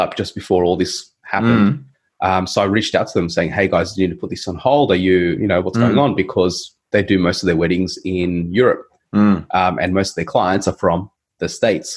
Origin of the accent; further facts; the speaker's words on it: Australia; born in Australia, dude, so I'm about as Aussie as they come.